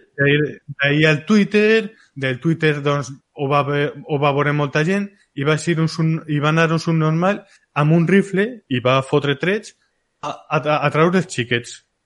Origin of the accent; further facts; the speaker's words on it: a village next to Polop, Valencian Community, Spain; al costado del meu poble, en Polop